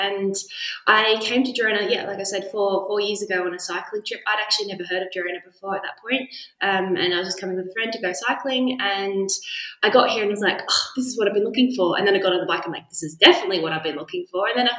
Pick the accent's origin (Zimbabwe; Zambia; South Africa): Zambia; accent: Australian; also born or lived in Australia; I definitely identify as being Australian, and I'm amazed that I still have my accent considering how long I've been. I think I've been out of the country half of my life now. So I grew up in Zambia.